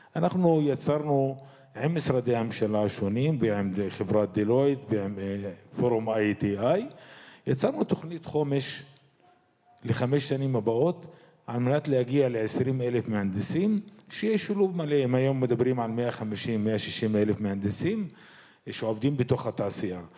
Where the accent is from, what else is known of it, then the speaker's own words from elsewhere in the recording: Israel; אני כאזרח ערבי במדינת ישראל